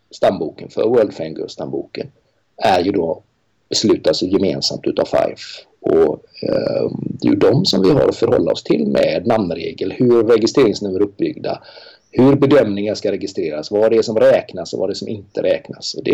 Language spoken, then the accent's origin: Swedish; Sweden; Eh, jag är ensam svensk där.